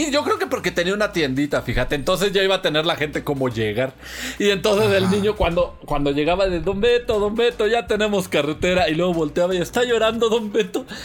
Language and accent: Spanish; Mexico City, Mexico; accent: chilango; somos chilangos. Ah, no, no, no, pues ese es el tono. O sea, pues que, que, de aquí somos